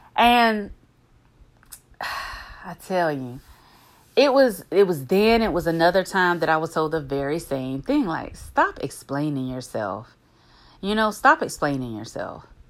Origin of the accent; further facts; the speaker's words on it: the backwoods of the South, United States; I'm from the backwoods of the South now